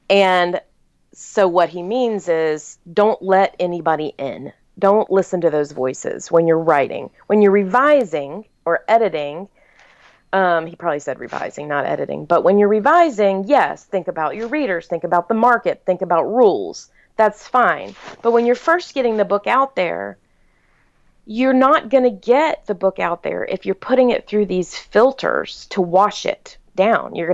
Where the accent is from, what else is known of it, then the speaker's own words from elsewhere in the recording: the South, United States; you know, I was born and raised in the South. And in the South, your enemy comes to your wedding because they're longtime family friends, and it would be rude not to invite them.